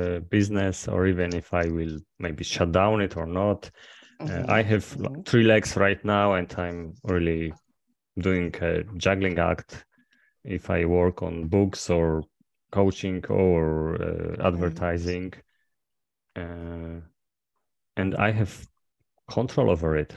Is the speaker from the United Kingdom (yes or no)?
no; Poland; from Poland